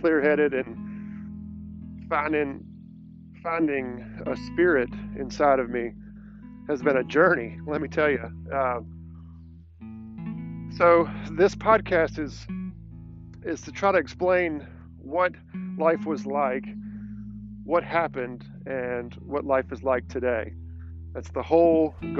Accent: Irmo, South Carolina, United States; also born or lived in Aiken, South Carolina / Mint Hill, North Carolina; I grew up in the Irmo, South Carolina area

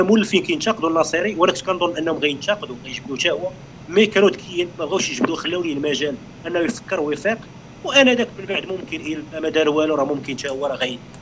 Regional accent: Morocco; عندنا في المغرب

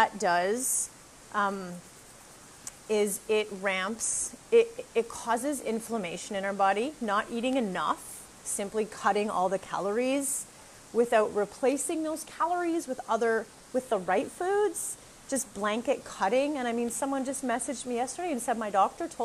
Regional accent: Canada; moved away as an adult; now in Costa Rica; I'm a Canadian girl

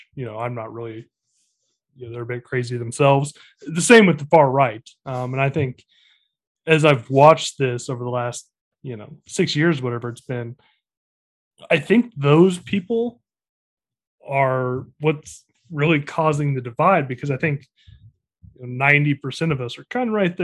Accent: El Dorado Springs, Missouri, United States; I was born in El Dorado Springs

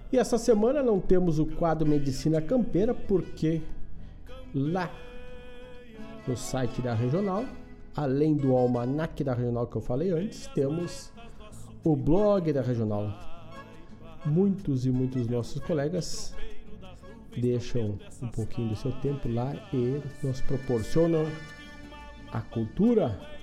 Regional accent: Ervaldo Sul, Rio Grande do Sul, Brazil; vai até Ervaldo Sul, na minha terra

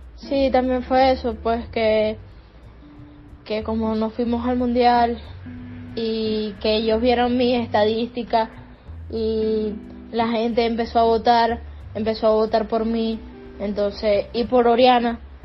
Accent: Venezuela; moved away as an adult; now in Spain

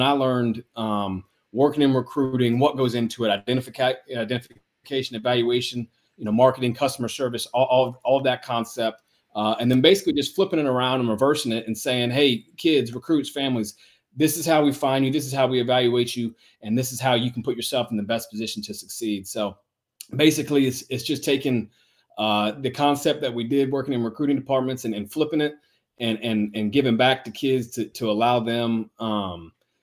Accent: Savannah, Georgia, United States; I'm from Savannah, Georgia.

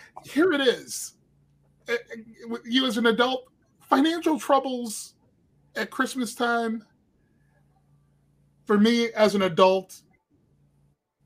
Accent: Cleveland, Ohio, United States; I grew up in Cleveland

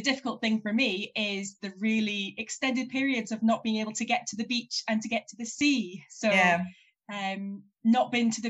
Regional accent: Moray coast, Scotland, United Kingdom; moved away as an adult; now in Edinburgh, United Kingdom; I grew up on the Murray coast

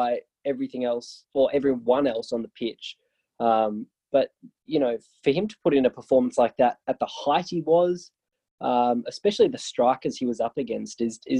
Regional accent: Australia; As an Australian

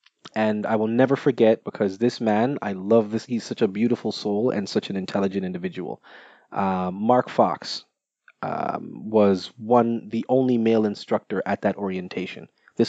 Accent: Jamaica; I am Jamaican.

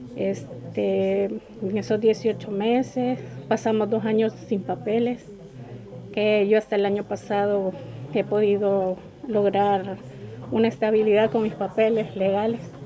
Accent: El Salvador; moved away as an adult; now in Torre Pacheco, Spain; soy del Salvador

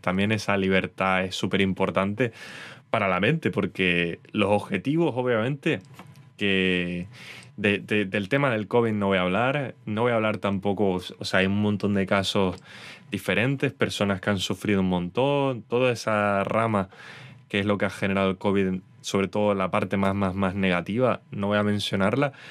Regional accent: Canary Islands, Spain; soy canario

